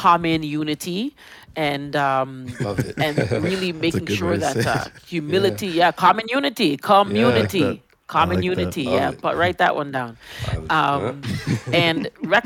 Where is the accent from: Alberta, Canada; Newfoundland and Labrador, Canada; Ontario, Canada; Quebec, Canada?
Ontario, Canada; Toronto; growing up in Jane and Finch was like growing up anywhere else